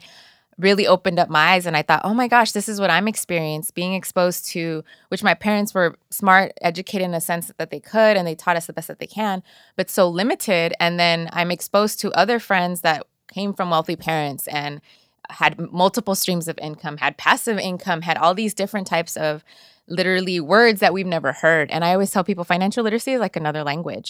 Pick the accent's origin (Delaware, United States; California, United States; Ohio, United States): California, United States; Inglewood; also born or lived in El Salvador; I grew up in Inglewood, I, my parents were actually from El Salvador. I was born in El Salvador and raised here. I was l, less than a year old.